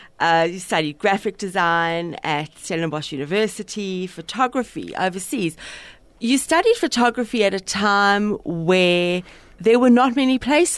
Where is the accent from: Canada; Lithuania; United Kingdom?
United Kingdom; England; I mean, I am English, but I don't know.